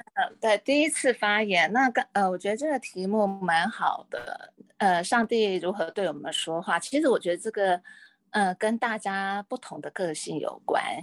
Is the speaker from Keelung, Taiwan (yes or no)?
no; Hualien County, Taiwan; now in Taipei, Taiwan; 我故乡在花莲